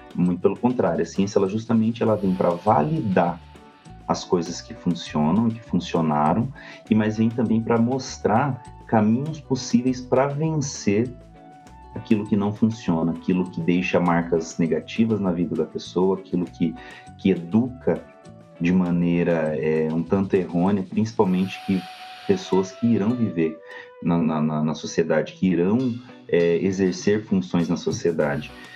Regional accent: Goioerê, Paraná, Brazil; now in São José dos Pinhais, Brazil; Eu sou do interior do Paraná, na verdade, eu sou nascido em Goiuerê, região noroeste do Paraná, mas hoje eu moro em São José dos Pinhais

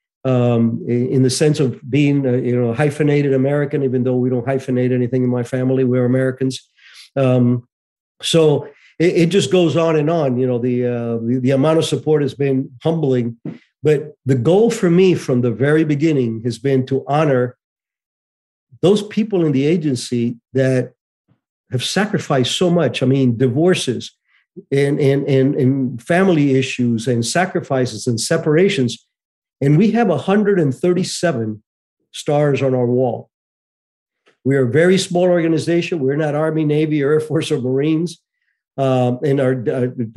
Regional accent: Cuba; moved away; I was born in Cuba in 1951

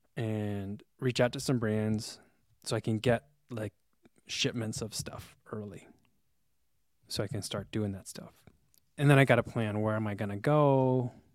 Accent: New Jersey, United States; moved away; I grew up in New Jersey with diner culture

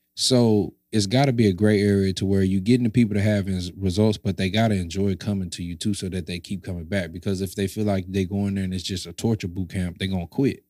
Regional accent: St. Louis, Missouri, United States; I was from Saint Louis

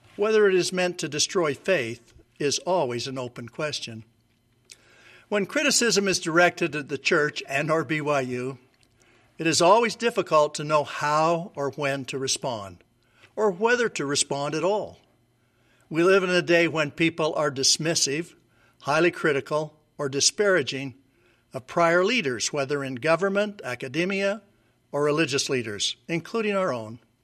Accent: Logan, Utah, United States; moved away as an adult; I grew up in Logan, Utah

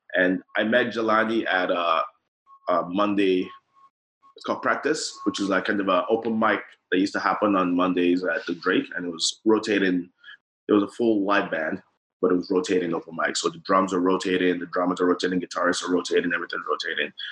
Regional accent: Nigeria; growing up in Nigeria

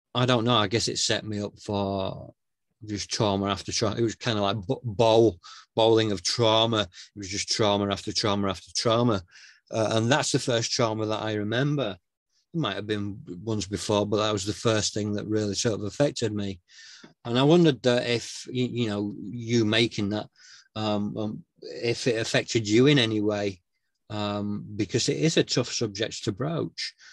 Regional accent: Northern England, United Kingdom; A, I'm British uh, and B, I'm Northern

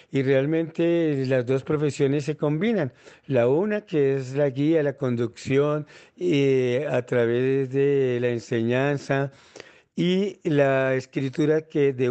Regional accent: La Plata, Huila, Colombia; now in Bogotá, Colombia; departamento de Huila, en La Plata Huila, eh, en el Instituto Técnico Agrícola, Colegio Marillac, y después me vine a la ciudad de Bogotá

